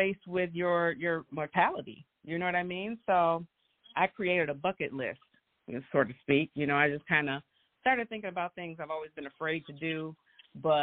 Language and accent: English; Grand Rapids, Michigan, United States; I am from Grand Rapids, born and raised.